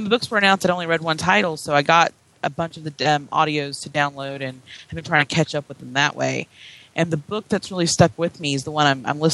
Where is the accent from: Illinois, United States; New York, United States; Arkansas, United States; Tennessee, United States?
Tennessee, United States; I grew up in Tennessee